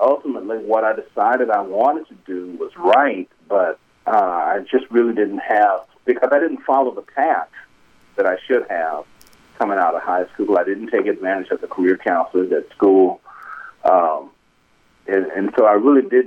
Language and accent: English; Greenville, Mississippi, United States; moved away as an adult; I grew up in that neighborhood